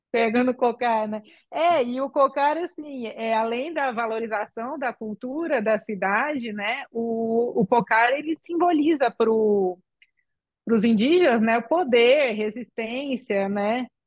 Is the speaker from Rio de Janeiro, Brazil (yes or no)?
no; São Carlos, São Paulo, Brazil; moved away as an adult; now in Aracruz, Brazil; Eu sou de São Carlos, interior de São Paulo